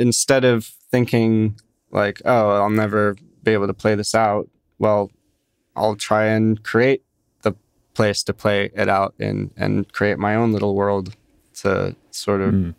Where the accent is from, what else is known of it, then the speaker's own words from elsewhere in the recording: London, United Kingdom; born there; now in United States; I was born in London, yes, but I don't know. I don't know if I'd call myself British or call myself American.